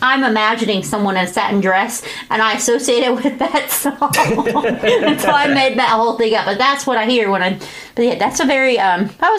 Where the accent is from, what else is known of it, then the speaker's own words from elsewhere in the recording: Grayson County, Virginia, United States; I grew up in Grayson County, so I was right over, you know, throw a rock and I'm there.